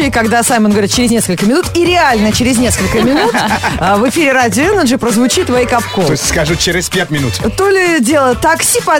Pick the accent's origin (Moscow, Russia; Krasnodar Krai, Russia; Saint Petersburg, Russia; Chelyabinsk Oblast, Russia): Chelyabinsk Oblast, Russia; Chelyabinsk; я из Челябинска.